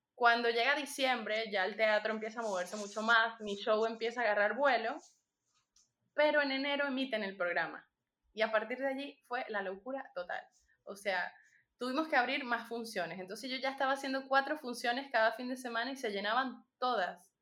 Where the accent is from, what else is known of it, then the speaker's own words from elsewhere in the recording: Venezuela; also born or lived in Panama; now in Madrid, Spain; una venezolana que está por aquí